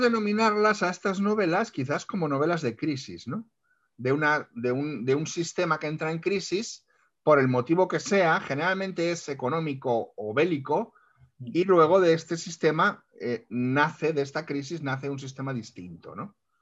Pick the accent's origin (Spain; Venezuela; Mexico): Spain; como lectores españoles